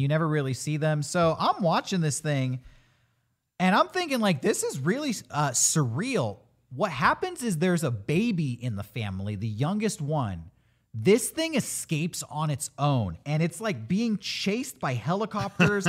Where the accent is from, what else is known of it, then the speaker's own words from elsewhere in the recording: California, United States; as a Californian